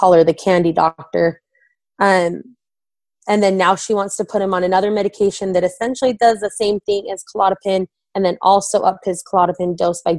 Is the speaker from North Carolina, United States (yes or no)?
no; Orem, Utah, United States; now in Vineyard, United States; we're originally from Orem